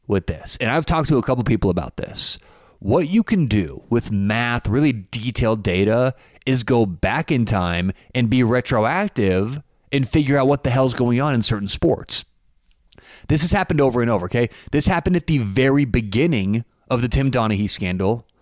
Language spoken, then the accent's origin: English; Denver, Colorado, United States; I'm from Denver.